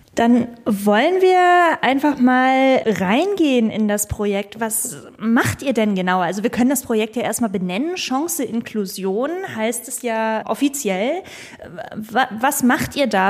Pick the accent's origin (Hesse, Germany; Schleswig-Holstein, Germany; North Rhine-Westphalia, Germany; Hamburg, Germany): Schleswig-Holstein, Germany; meinem Heimatland Schleswig-Holstein